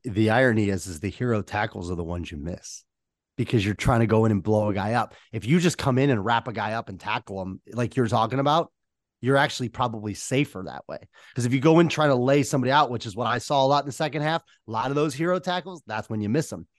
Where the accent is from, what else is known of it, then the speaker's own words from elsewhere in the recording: Wickliffe, Ohio, United States; I grew up there